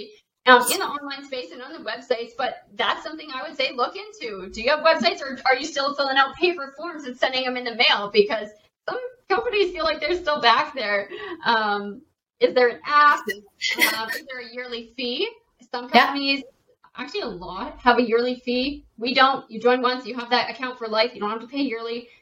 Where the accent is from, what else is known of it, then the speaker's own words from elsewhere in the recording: Canada; I am a Canadian